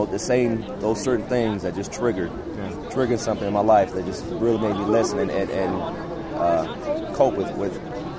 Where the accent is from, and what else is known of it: Ontario, California, United States